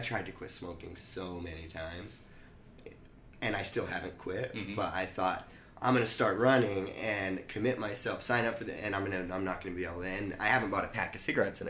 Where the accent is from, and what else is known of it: United States